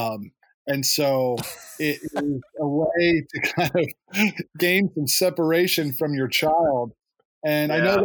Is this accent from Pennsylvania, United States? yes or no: yes; Lower Macungie, Pennsylvania, United States; also born or lived in Somerville, New Jersey; I moved here in 1983 from Somerville, New Jersey, and we moved to Lower Macungie